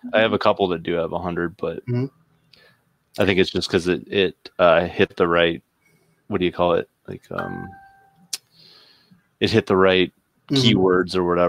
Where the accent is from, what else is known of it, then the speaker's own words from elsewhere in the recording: Canada; I'm Canadian.